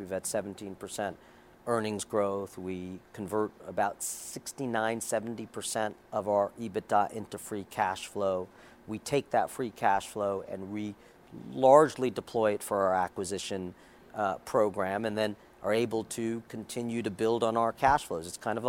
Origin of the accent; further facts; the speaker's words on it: New York City, New York, United States; I grew up in Queens. I'm born and bred New Yorker